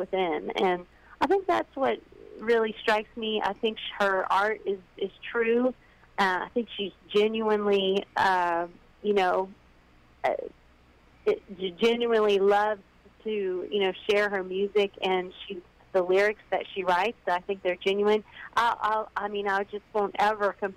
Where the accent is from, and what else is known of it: Paris, Missouri, United States; born or raised there; also born or lived in Hannibal, Missouri / Columbia, Missouri / Warrensburg, Missouri / Nashville, Tennessee